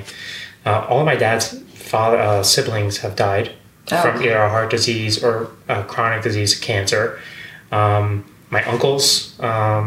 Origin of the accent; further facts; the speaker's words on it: Westchester, New York, United States; also born or lived in Seattle; I grew up in Westchester, right outside